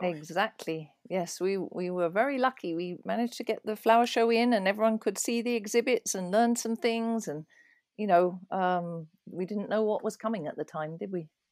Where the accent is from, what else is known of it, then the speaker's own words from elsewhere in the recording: East Malling, South East England, United Kingdom; also born or lived in London; now in Pennsylvania, United States; I was born in London, in Islington, and grew up in a little village called East Malling in Kent, so that's southeast of London.